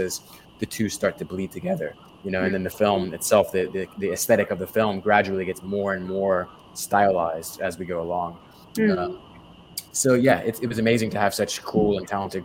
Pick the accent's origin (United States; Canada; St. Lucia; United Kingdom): United States; Jacksonville, Florida; moved away as an adult; also born or lived in Atlanta / Los Angeles; I grew up in Florida, in a place called Jacksonville, Florida